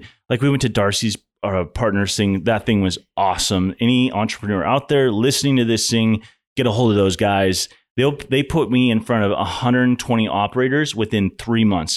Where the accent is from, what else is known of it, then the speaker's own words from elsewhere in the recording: Montana, United States; moved away as an adult; now in Houston, United States; I'm from Montana